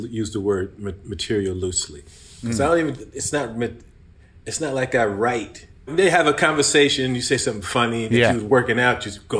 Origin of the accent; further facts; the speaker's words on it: New York City, New York, United States; also born or lived in Roosevelt, Long Island, New York; I grew up, I was born in Brooklyn, lived in Brooklyn until I was 11. Then I moved out to Long Island, Roosevelt, Long Island.